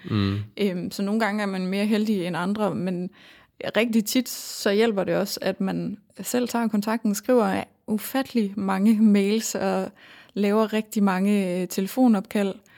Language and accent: Danish; North Jutland, North Denmark Region, Denmark; accent: North Jutlandic; moved away as an adult; now in Aarhus, Denmark; jeg kommer fra Nordjylland, så jeg tror mere, det er den nordiske accent, der engang imellem får lov at slippe igennem.